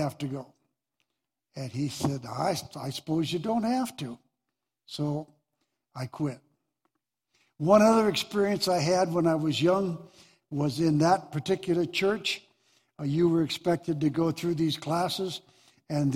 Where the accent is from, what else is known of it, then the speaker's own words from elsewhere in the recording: Deer Lodge, Montana, United States; born and raised in Deer Lodge